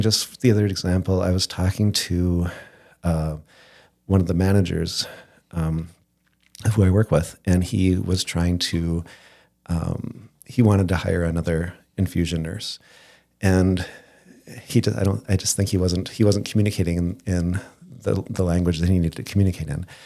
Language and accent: English; Moorhead, Minnesota, United States; also born or lived in Coldwater, Michigan / Fergus Falls, Minnesota; I was born in Coldwater, Michigan, but at s, in second grade, or no, sorry, two years old, my ki, my parents moved to Moorhead